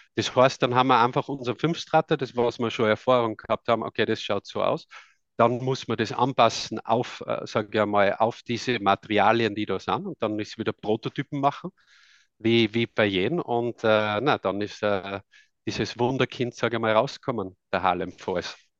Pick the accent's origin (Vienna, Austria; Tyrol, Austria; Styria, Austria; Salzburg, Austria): Salzburg, Austria; Tamsweg; accent: Austrian; now in Netherlands; ich komme ursprünglich aus Österreich, aus dem Lungau, aus Tamsweg